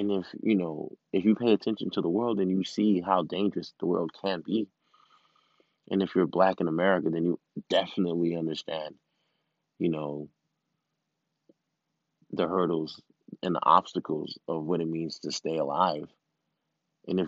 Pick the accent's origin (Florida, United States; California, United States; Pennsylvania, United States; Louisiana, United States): Florida, United States; Miami; I'm from Miami, first generation